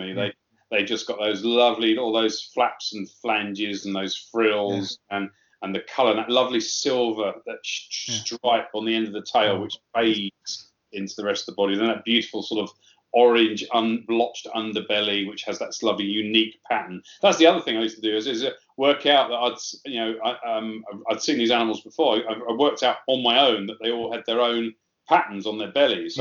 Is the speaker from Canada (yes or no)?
no; Sussex, South East England, United Kingdom; I was very lucky where I grew up in Sussex